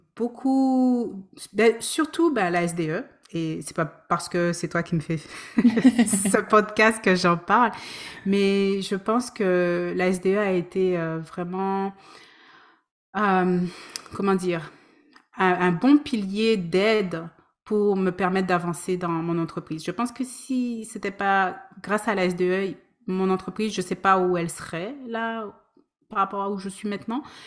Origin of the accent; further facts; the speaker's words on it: Guadeloupe; also born or lived in France; now in Vancouver, Canada; je suis originaire de la Guadeloupe. J'ai vécu en France pendant plus d'une dizaine d'années. Ça fait cinq ans que je suis à Vancouver